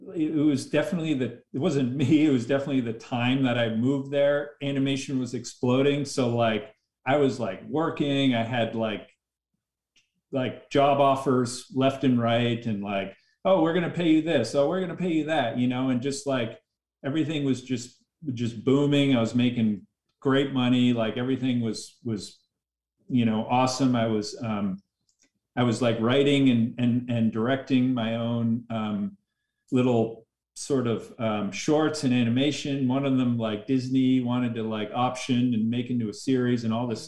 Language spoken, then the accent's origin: English; just outside of Boston, Massachusetts, United States; moved away as an adult; also born or lived in Los Angeles, California; I was raised just outside of Boston